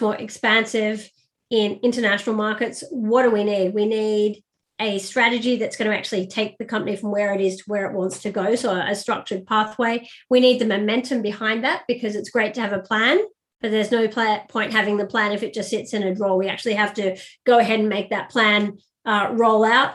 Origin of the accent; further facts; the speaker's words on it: Sydney, New South Wales, Australia; moved away as an adult; also born or lived in Paris / London / Cairo / Abu Dhabi; I'm originally from Sydney, Australia